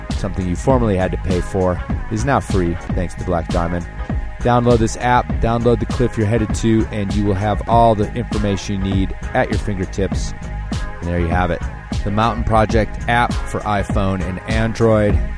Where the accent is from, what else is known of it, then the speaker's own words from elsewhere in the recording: Chicago, Illinois, United States; moved away; also born or lived in Loveland, Ohio; I was Chicago